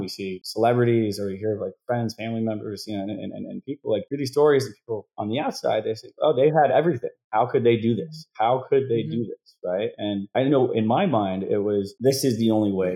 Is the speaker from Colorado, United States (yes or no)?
no; Wisconsin, United States; I grew up in Wisconsin